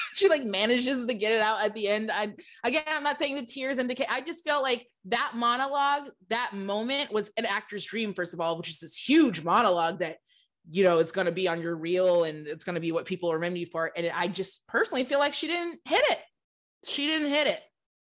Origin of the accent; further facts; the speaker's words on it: Lansing, Michigan, United States; I'm from Lansing, Michigan. One hospital in Lansing.